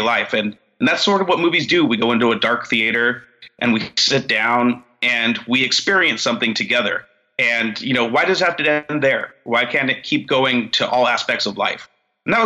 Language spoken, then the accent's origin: English; Central Valley, near Modesto, Northern California, United States; also born or lived in San Francisco; I'm a Northern California boy. I grew up in the Central Valley out here by Modesto